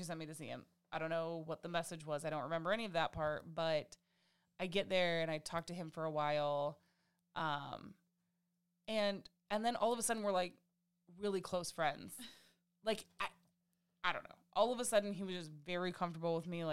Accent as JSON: {"language": "English", "region": "Midwest", "country": "United States", "said": "we're from the Midwest"}